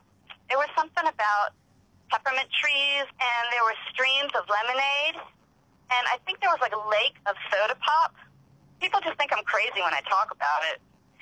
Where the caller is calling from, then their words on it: Rockville, Maryland, United States; I'm calling from Rockville, Maryland.